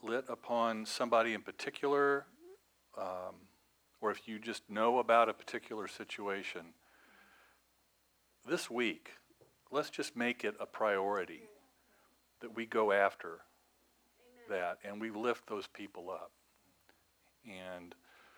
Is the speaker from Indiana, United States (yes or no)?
yes; Evansville, Indiana, United States; moved away; my hometown of Evansville